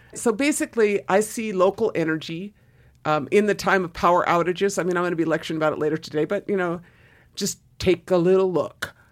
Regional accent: Southern Oregon, United States; moved away as an adult; also born or lived in East Los Angeles, California / Boston/Cambridge, Massachusetts; I left Southern Oregon, small town of Southern Oregon, and, and moved to, uh, Boston or Cambridge to go to school

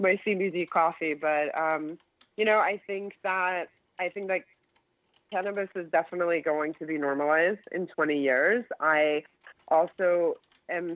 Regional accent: New York, United States; as a New Yorker

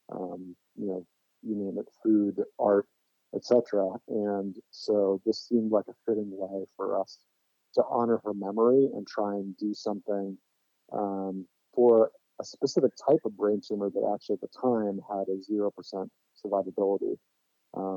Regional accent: Orinda, California, United States; moved away as an adult; also born or lived in San Francisco, California; now in Philadelphia, United States; I was born in San Francisco, California, but grew up in the East Bay, just outside in a town called Orinda.

